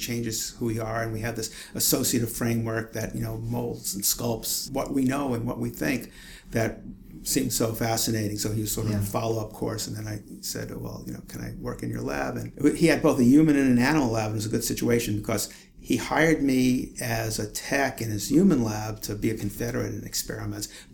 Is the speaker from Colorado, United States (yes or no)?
no; New York City, New York, United States; moved away; I grew up in Brooklyn, New York, and actually lived in Brooklyn my entire life